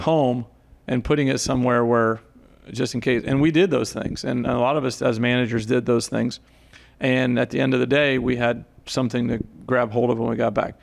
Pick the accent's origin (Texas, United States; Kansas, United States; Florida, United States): Florida, United States; Zephyrhills; also born or lived in Plattsburgh, New York; growing up in Central Florida